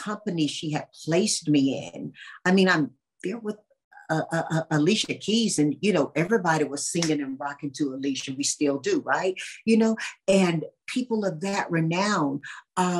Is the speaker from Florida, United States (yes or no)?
no; North Carolina, United States; moved away; my hometown of Chalborough